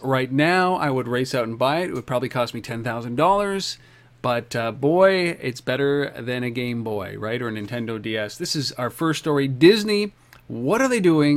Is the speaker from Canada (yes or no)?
yes; Canada; now in Ottawa, Canada; I'm Canadian and in Ottawa